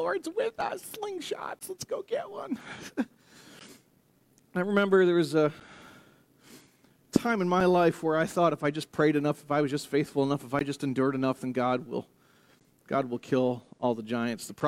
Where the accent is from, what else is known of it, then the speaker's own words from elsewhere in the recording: United States; I'm American